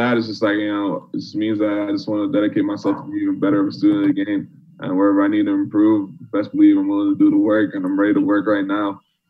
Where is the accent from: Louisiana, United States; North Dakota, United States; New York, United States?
New York, United States; Bronx; mainly because I grew up in the Bronx. It's just Jamaicans call it the concrete jungle.